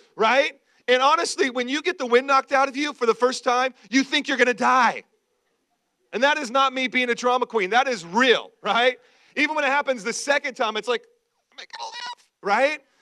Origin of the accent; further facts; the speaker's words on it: Washington, United States; also born or lived in Idaho; when I was real young, we lived in uh, uh, Idaho, tons of trees. We moved from Idaho to Washington State to the great Northwest